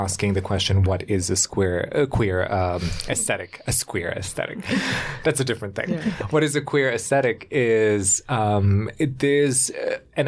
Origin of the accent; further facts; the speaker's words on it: Germany; I grew up in Germany